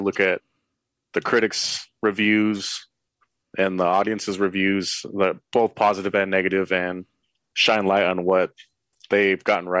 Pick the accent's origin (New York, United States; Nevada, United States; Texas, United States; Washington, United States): Nevada, United States; Reno; I am from Reno, Nevada